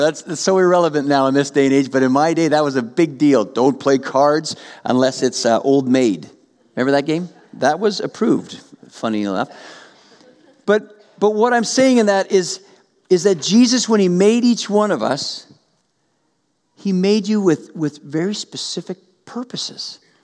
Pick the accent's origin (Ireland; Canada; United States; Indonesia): Canada; Western Canada; I grew up in Western Canada